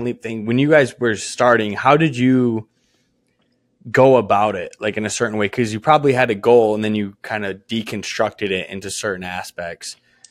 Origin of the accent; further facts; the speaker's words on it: Michigan, United States; I'm from Michigan.